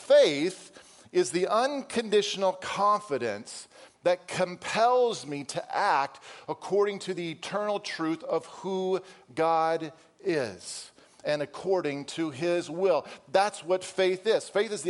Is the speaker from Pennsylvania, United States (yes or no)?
no; Wisconsin, United States; For those of you who don't know, I came from Wisconsin, and so fall was fall.